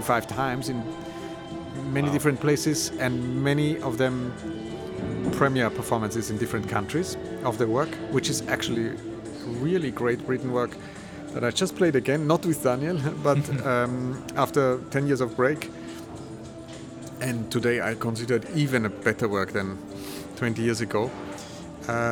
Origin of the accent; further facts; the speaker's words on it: Vienna, Austria; also born or lived in United States; I'm from Vienna and I studied in the States